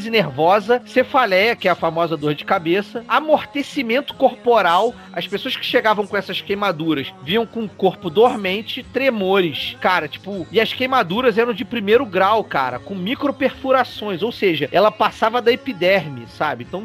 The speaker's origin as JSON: {"language": "Portuguese", "town": "Petrópolis", "region": "Rio de Janeiro", "country": "Brazil", "said": "Eu sou de Petrópolis."}